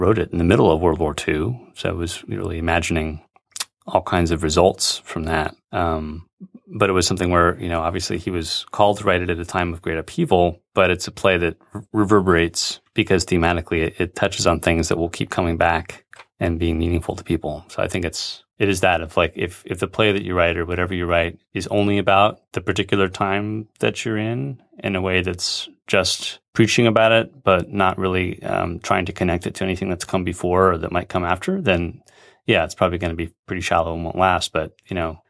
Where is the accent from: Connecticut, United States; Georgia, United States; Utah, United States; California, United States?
California, United States; growing up in California